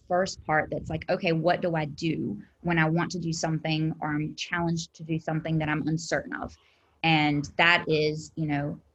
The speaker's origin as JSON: {"language": "English", "region": "South Carolina", "country": "United States", "said": "I'm from South Carolina."}